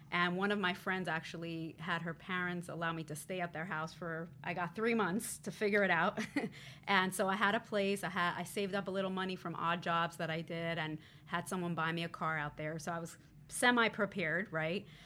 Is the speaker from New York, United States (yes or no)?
yes; New York City, New York, United States; I actually grew up pretty close to here in Crown Heights, Brooklyn, New York